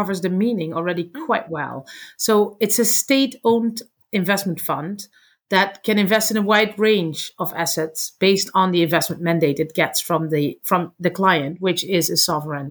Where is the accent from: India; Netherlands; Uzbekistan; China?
Netherlands; I'm from the Netherlands